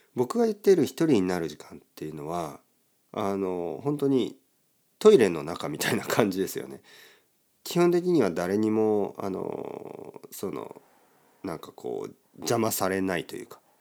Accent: Kyushu, Oita, Japan; now in Tokyo, Japan; 僕の出身の九州とか、大分県

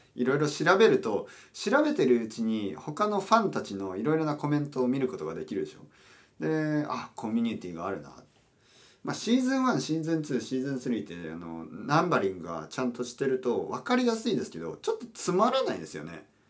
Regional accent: Japan; 日本に住んでいる日本人としてはですよ

